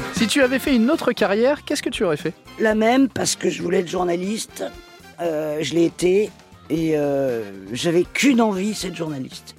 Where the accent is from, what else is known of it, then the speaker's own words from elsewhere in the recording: Paris, Île-de-France, France; also born or lived in Toledo, Spain (ancestry); Ma région d'origine, c'est l'Espagne même si euh, je suis parisienne